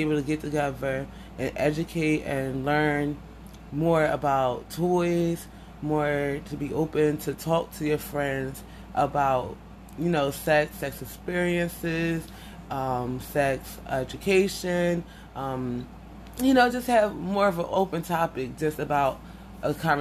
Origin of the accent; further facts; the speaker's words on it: Philadelphia, Pennsylvania, United States; I'm from Philadelphia